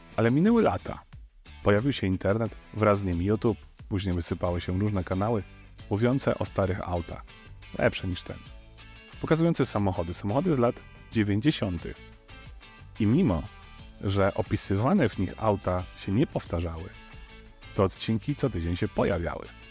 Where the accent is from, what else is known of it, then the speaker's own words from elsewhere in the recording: a village near the Dunajec river, Lesser Poland, Poland; o ile nie zalało naszej wioski, to okoliczny Dunajec przestał nadawać się do pływania. I to był mój dziecięcy problem